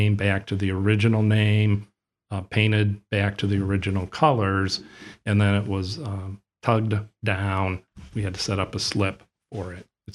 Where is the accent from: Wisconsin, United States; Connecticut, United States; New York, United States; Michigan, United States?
Michigan, United States; Ann Arbor; also born or lived in Cleveland, Ohio; now in Toledo, United States; I grew up in Ann Arbor, Michigan, and worked in Cleveland for a number of years